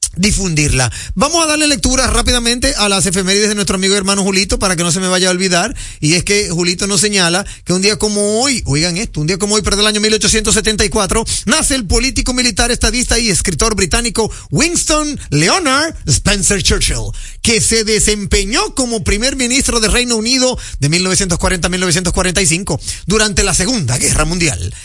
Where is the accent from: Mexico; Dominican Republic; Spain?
Dominican Republic; nosotros en República Dominicana